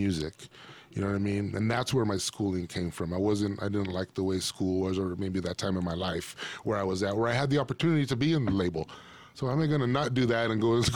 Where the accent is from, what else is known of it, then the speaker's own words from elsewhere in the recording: Pico Rivera, California, United States; Southern California, you know, growing up in the San Gabriel Valley, you know what I mean? Like, all that stuff, Pico Rivera